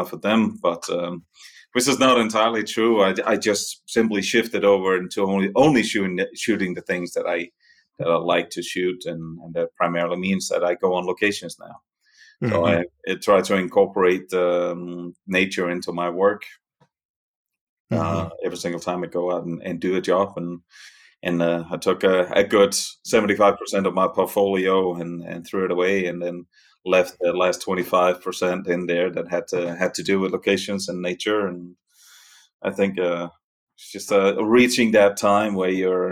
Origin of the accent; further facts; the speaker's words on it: Denmark; accent: Danish; moved away as an adult; also born or lived in New York City, United States / Catskills, New York, United States; now in Val Trebbia, Italy; The accent is Danish. I'm from Denmark originally